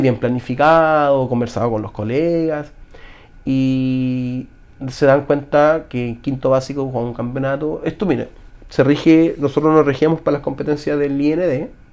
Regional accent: Chile

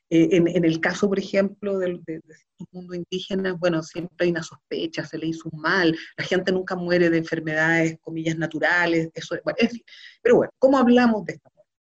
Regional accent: Chile; como sociedad chilena

